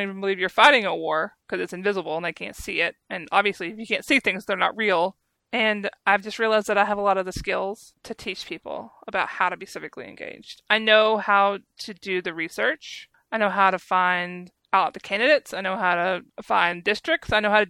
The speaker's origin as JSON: {"language": "English", "region": "Arkansas", "country": "United States", "tie": "born or raised there", "said": "I grew up in Arkansas"}